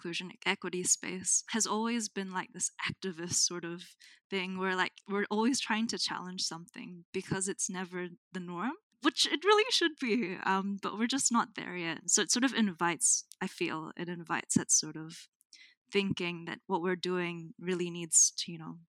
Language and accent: English; Auckland, New Zealand; also born or lived in Manila, Philippines / Antipolo, Rizal, Philippines / Brisbane, Australia; now in Hamilton, New Zealand; I was born in Manila, which is one of the biggest cities in the Philippines, and raised in Tamaki Makaurau, Auckland.